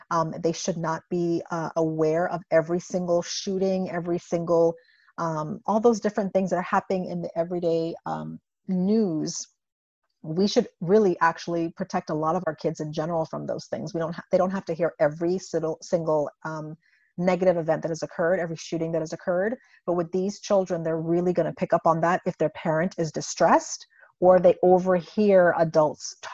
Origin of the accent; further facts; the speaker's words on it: Indiana, United States; growing up in Indiana, I have to be aware that I'm driving through Klan country when I go back and forth to grad school.